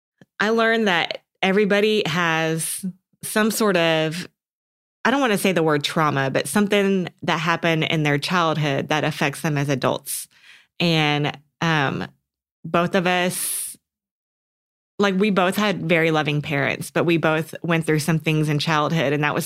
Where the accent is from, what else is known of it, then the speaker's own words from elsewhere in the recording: College Station, Texas, United States; I'm from College Station, Texas. And so that has kind of been my dream college.